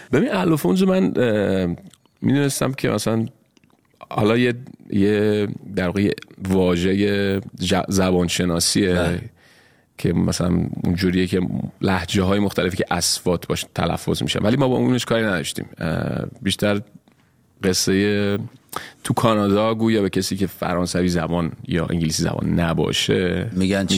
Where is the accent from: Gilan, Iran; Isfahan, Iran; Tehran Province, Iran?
Tehran Province, Iran; Tehran; moved away as an adult; also born or lived in Kermanshah; من متولد کرمانشاه ولی بزرگ شدی تهران